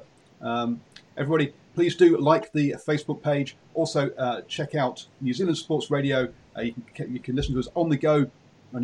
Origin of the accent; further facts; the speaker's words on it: England, United Kingdom; being English